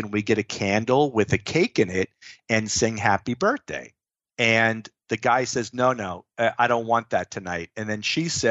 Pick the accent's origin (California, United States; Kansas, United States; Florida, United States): Florida, United States; I was born and raised in Florida